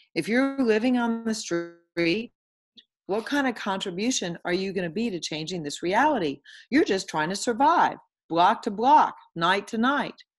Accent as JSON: {"language": "English", "town": "Houston", "region": "Texas", "country": "United States", "said": "I am currently from Houston, Texas, and living in Houston, Texas"}